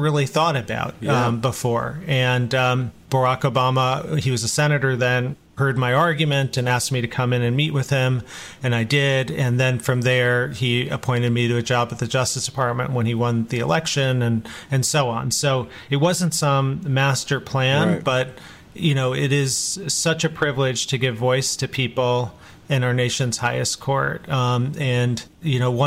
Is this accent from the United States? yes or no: yes; Chicago, Illinois, United States; I was born in Chicago, come from Indian American parents